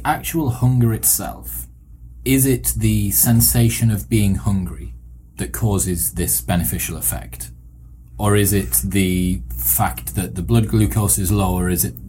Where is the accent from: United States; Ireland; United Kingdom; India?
United Kingdom; I'm British